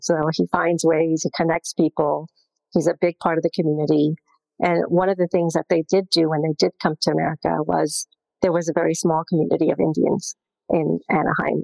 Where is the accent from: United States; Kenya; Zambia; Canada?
Zambia; moved away; I was born in Zambia